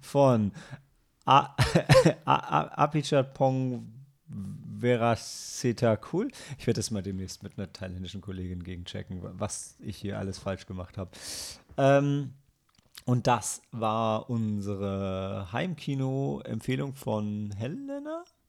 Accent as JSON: {"language": "German", "town": "Lilienthal", "region": "Lower Saxony", "country": "Germany", "tie": "born or raised there", "moved": "yes", "said": "meiner alten Heimat Lilienthal"}